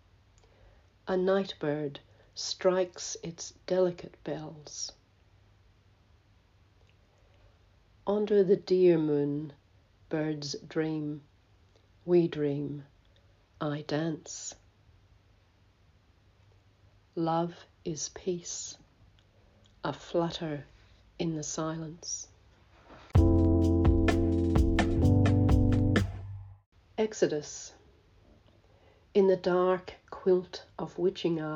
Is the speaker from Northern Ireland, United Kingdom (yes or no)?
yes; Belfast, Northern Ireland, United Kingdom; now in Australia; I live in Australia, but I was born in Belfast